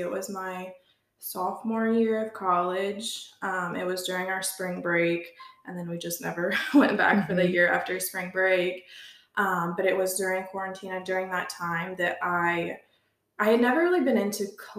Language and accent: English; Chillicothe, Ohio, United States; moved away as an adult; now in Kirtland, United States; I grew up in Chillicothe, but I now live in Kirtland, Ohio, near Cleveland